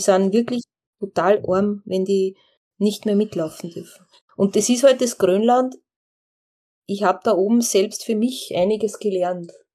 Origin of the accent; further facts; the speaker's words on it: Austria; als Österreicherin